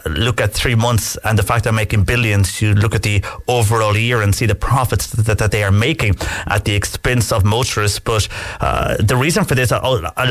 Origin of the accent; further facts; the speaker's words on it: West Cork, Munster, Ireland; I'm from West Cork